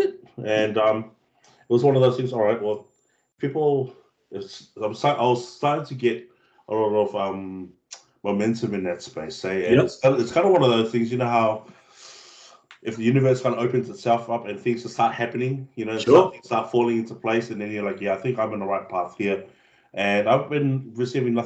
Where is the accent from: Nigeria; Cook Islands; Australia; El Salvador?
Cook Islands; also born or lived in New Zealand; being brought up on a small island of Moke where everything was traditional back home, bro. Like, it's very traditional. And I didn't know how, because I moved from New Zealand to the Cook Islands when I was about 8